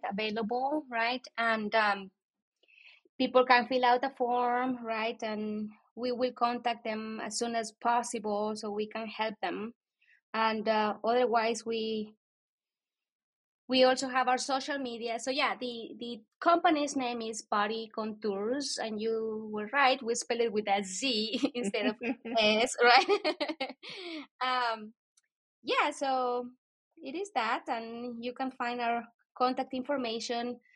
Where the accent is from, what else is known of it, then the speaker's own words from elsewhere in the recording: Guatemala; accent: Latino; moved away; I'm from Guatemala.